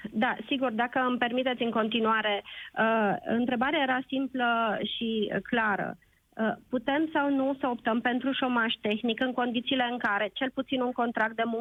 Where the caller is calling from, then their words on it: Sibiu, Sibiu County, Romania; vă sunt din Sibiu cu trei întrebări